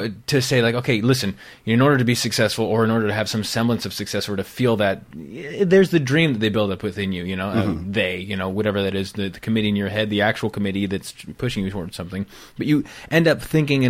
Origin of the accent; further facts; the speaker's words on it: California, United States; I was a Rube from Northern California. Yeah. I mean, I had one stoplight in my town.